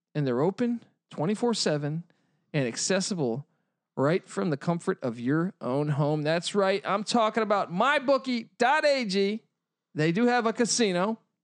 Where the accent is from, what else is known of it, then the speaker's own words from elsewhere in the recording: Washington, District of Columbia, United States; growing up in Washington, D C